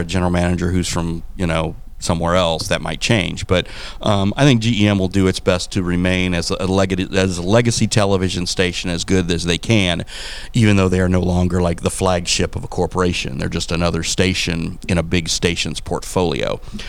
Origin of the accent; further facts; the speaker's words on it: Missouri, United States; moved away as an adult; now in Quincy, United States; I'm always going to be a kid from Missouri because I'm a kid from Missouri.